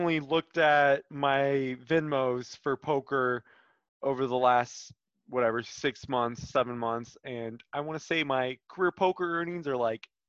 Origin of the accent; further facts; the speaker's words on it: Kansas City, United States; Kansas City, my hometown